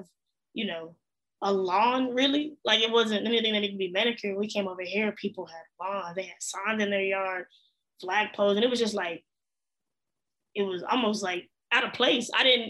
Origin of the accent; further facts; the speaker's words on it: Fort Worth, Texas, United States; also born or lived in Arlington, Texas; I'm from Arlington, but I grew up in Fort Worth, which is another mid-sized city here.